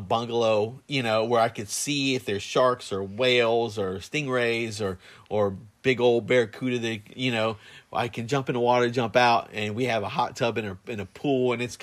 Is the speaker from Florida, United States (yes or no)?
yes; Plant City, Florida, United States; I grew up in Plant City